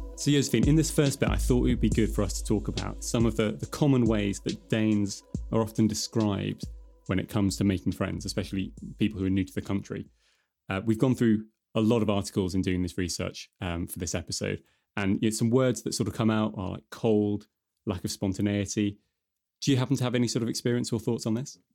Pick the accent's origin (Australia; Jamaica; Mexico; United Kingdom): United Kingdom; now in Denmark; as you can probably tell from my accent, I'm originally from the UK